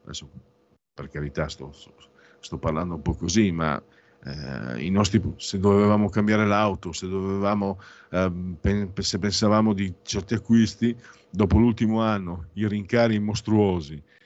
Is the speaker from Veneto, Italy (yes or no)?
no; Friuli-Venezia Giulia, Italy; vengo dal Friuli